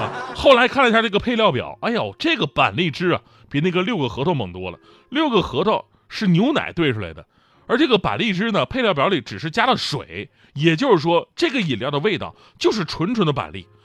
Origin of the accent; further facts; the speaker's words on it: Northeast China, China; 我作为一个东北人